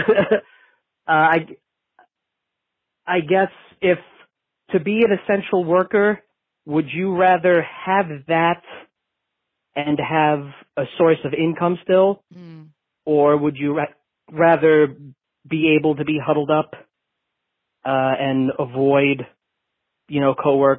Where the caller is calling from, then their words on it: New Hampshire, United States; I'm calling from New Hampshire.